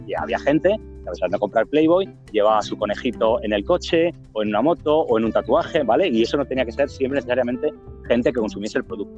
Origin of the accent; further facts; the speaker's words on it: Madrid, Community of Madrid, Spain; yo soy de Madrid